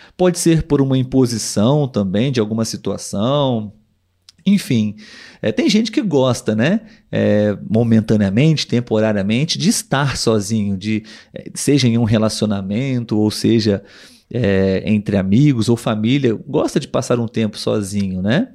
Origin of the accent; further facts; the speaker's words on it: Brazil; Nós aqui somos brasileiros